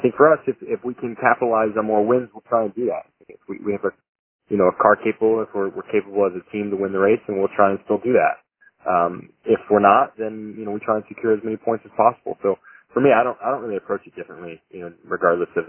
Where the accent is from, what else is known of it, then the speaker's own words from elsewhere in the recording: United States; In being American